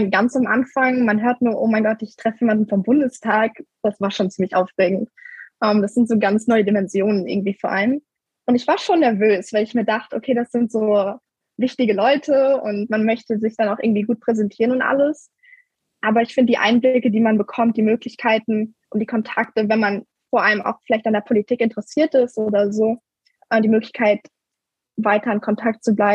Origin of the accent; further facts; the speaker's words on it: Germany; now in Louisiana, United States; ich bin 16 Jahre alt. Ich komme offensichtlich aus Deutschland. Ich lebe normalerweise in Mainz und bin momentan als Austauschschülerin in den USA in Louisiana.